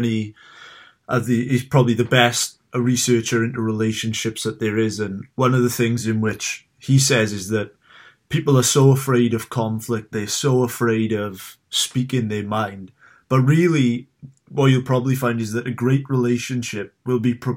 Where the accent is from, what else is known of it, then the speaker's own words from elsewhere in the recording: Wales, United Kingdom; I'm from Wales in the UK.